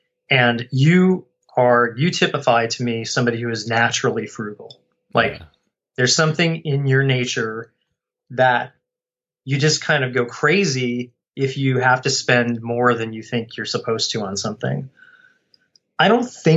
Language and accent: English; Colorado, United States; I grew up in Colorado